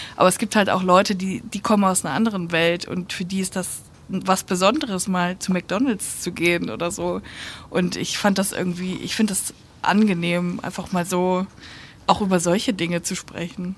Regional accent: North Rhine-Westphalia, Germany; NRW ist irgendwie so meine Heimat

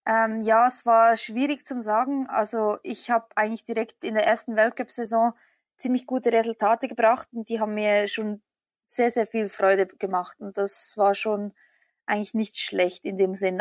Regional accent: Switzerland; ich komme aus der Schweiz. Ich bin äh, eine Schweizer Biathletin

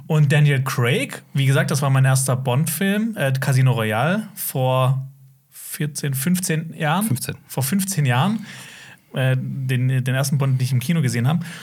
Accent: Black Forest, Baden-Württemberg, Germany; ich komme aus dem Schwarzwald

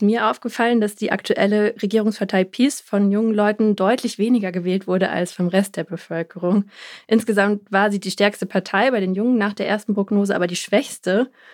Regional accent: Germany; bei uns in Deutschland

